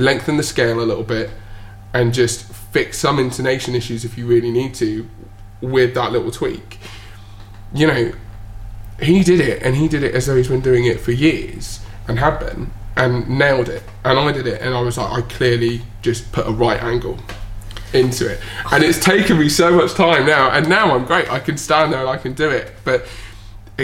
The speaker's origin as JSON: {"language": "English", "town": "Bournemouth", "region": "South West England", "country": "United Kingdom", "tie": "born or raised there", "said": "being from Bournemouth, just as you know, just quite a small little town in the UK"}